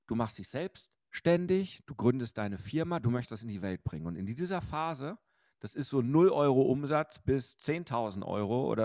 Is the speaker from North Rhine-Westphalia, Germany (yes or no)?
yes; Bochum, North Rhine-Westphalia, Germany; ich bin ja groß geworden im Fotogeschäft meines Vaters in Bochum-Wattenscheid.